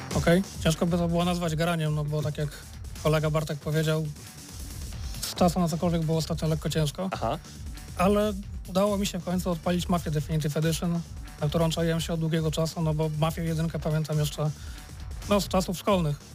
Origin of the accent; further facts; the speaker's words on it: Gdynia, Pomeranian Voivodeship, Poland; now in Lublin, Poland; Oba jesteśmy przyjezdni, ja z Gdyni